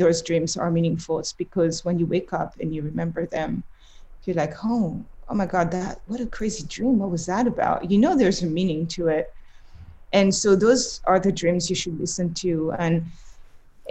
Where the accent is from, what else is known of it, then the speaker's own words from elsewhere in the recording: Montreuil, Île-de-France, France; also born or lived in Paris; now in New York, United States; I grew up in the Paris suburbs. Montreuil is a city really close to Paris